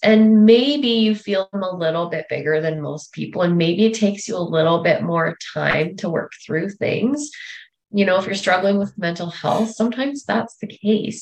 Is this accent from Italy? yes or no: no; north of Russell, Manitoba, Canada; moved away as an adult; also born or lived in Regina, Saskatchewan; I grew up north of Russell, Manitoba